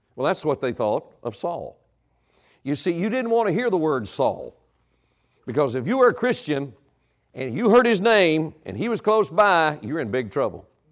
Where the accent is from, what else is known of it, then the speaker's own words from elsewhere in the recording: North Carolina, United States; I was born and raised in North Carolina.